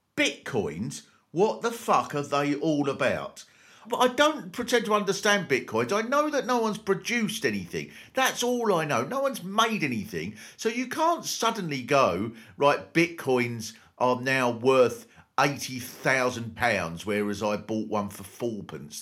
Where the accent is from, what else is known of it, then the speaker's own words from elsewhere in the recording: Kent, South East England, United Kingdom; I was brought up in Kent, so I was uh, pretty near to France.